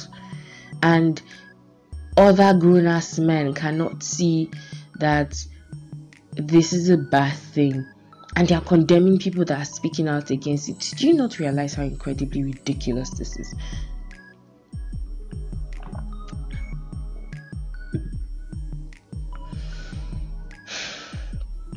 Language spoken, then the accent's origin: English; Nigeria; Being a Nigerian woman